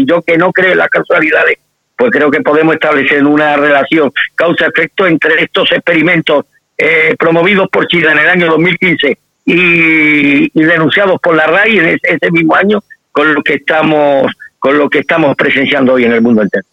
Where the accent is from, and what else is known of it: Spain